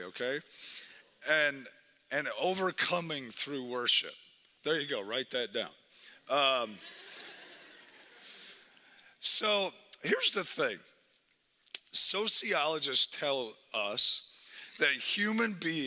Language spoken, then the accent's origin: English; Wisconsin, United States; now in Twin Cities, United States; I'm from Wisconsin, so just all those teams, all that stuff, I just live in Minnesota.